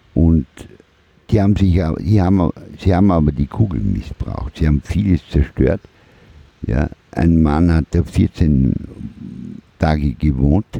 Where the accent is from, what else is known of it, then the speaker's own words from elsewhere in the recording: Vorarlberg, Austria; also born or lived in Lauterach; now in Vienna, Austria; wir sind ja aus Vorarlberg ursprünglich.